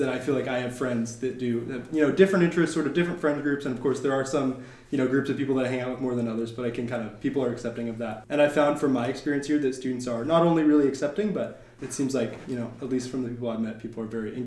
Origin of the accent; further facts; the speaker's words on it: Bellingham, Washington, United States; From Bellingham, Washington, only a couple hours north of here